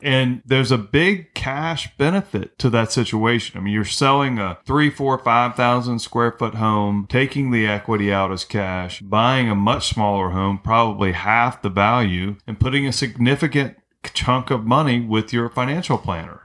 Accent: North Carolina, United States; now in St. Petersburg, United States; I grew up in North Carolina.

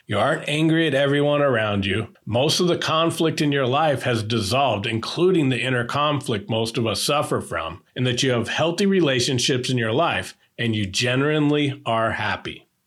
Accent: Northern California, United States; born or raised there

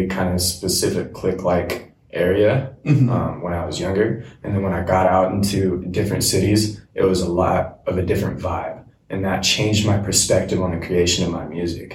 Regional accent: Everett, Washington, United States; also born or lived in Silver Lake / Shoreline, Washington; my hometown, Everett

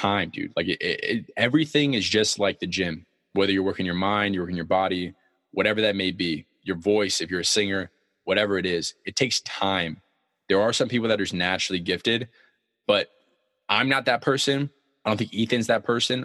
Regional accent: San Diego, California, United States; I come from San Diego

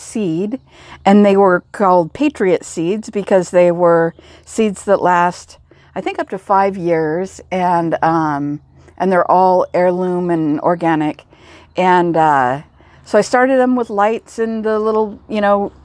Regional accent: Pacific Northwest, United States; I'm from the Pacific Northwest

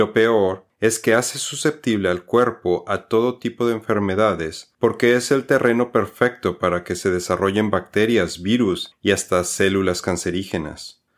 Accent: Mexico; Nosotros somos mexicanos.

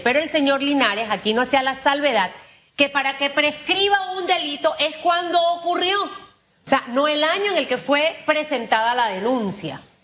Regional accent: Panama; como panameños

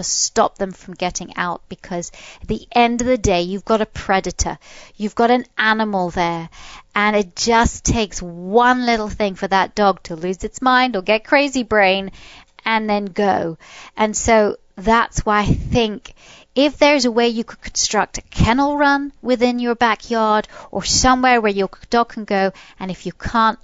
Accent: England, United Kingdom; moved away; I was brought up in England.

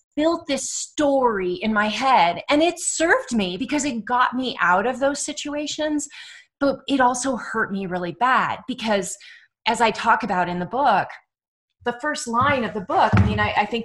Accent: Dublin, California, United States; also born or lived in Oakland, California; I was born in Oakland, but we were in Dublin

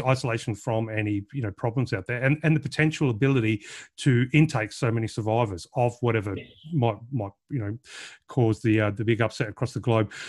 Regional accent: Australia; being an Aussie

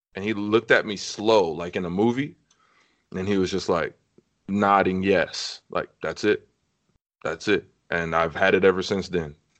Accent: Compton, California, United States; I hail from Compton, California

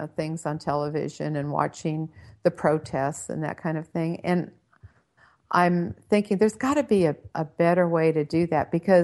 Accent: Redondo Beach, California, United States; I was born and raised in Southern California. I grew up in Redondo Beach

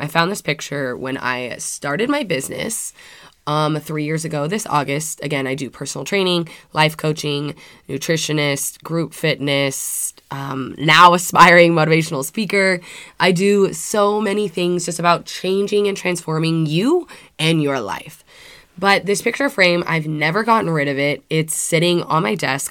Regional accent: United States; I am from Washington

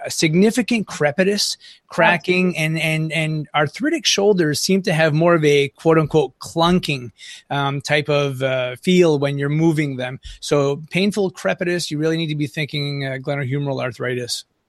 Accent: northern Maine, United States; accent: Franco-American; I live on the Canadian border up here in northern Maine, we're pretty secluded

